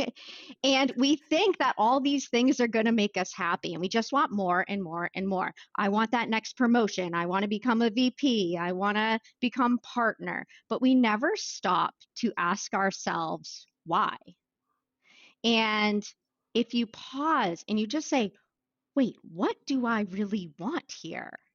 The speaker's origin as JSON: {"language": "English", "town": "Wells", "region": "Maine", "country": "United States", "tie": "born or raised there", "said": "I grew up in Wells, Maine"}